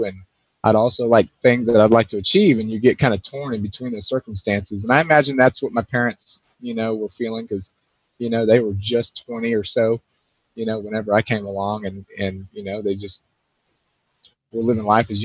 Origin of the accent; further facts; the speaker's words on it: Pearland, Texas, United States; also born or lived in Houston, Texas; I spent almost all of my life, from kindergarten through high school in a small town, probably not so small anymore, Pearland, Texas